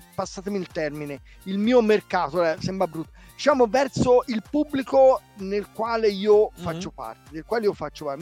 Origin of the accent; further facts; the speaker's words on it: Florence, Tuscany, Italy; io vengo da Firenze